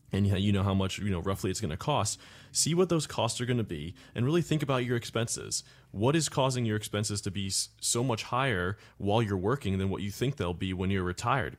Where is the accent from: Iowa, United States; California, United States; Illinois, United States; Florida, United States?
Florida, United States; Cape Coral; I'm from Cape Coral, Florida